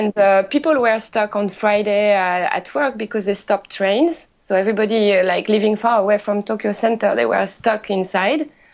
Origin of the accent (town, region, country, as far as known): France; accent: French; English is a second language; moved away as an adult; now in Japan